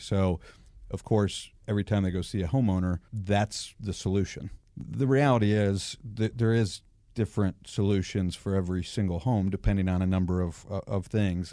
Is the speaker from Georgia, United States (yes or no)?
yes; Atlanta, Georgia, United States; also born or lived in Michigan; I've been here uh, since I was nine